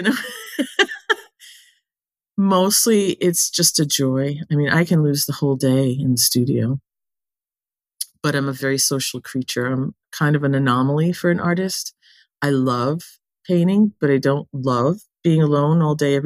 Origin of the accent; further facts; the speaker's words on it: New England, United States; I was born and raised in New England